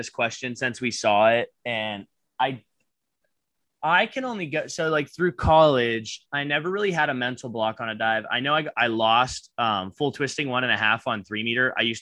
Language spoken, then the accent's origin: English; Butler, Pennsylvania, United States; my hometown in Butler, like, drugs are pretty bad in town